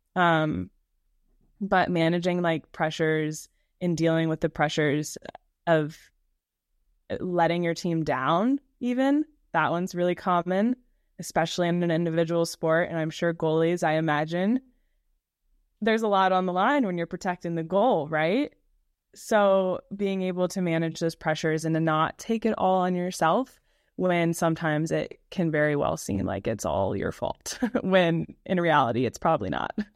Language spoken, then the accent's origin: English; Baton Rouge, Louisiana, United States; also born or lived in Kentucky; I am born and raised in Baton Rouge, Louisiana. So I am a Southern girl through and through